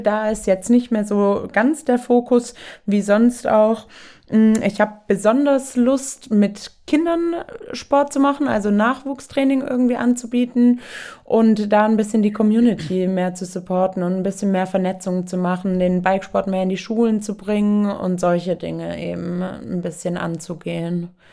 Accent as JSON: {"language": "German", "region": "Southern Germany", "country": "Germany", "said": "Ich komme eben aus dem Süden, da ist so, Kind kann laufen, okay, wird auch Ski gestellt, kann dann auch Skifahren"}